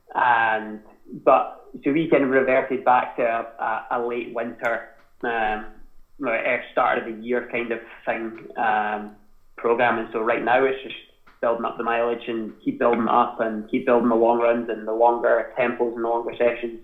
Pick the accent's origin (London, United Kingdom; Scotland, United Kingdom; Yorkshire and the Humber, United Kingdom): Scotland, United Kingdom; accent: Scottish twang; moved away as an adult; also born or lived in Boston; ourselves as British people or Scottish people